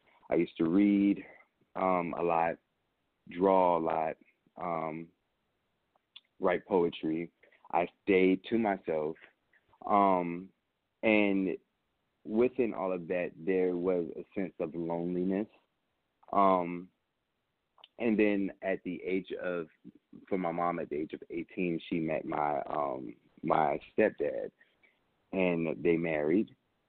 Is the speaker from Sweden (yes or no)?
no; Nuremberg, Bavaria, Germany; also born or lived in Augsburg, Germany / Vicenza, Italy; I was born in Augsburg, Germany, and raised in Vicenza, Italy, in Nuremberg, Germany